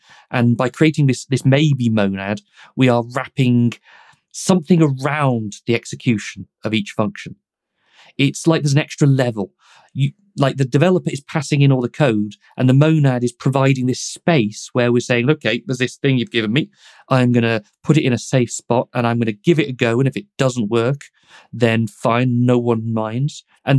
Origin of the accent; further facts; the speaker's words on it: United Kingdom; because I'm British and we ask about the weather.